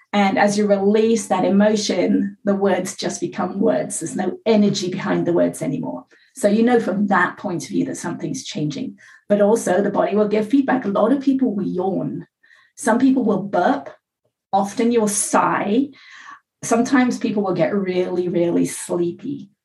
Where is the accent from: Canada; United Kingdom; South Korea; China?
United Kingdom; England; now in California, United States; I live in California. I was born in England.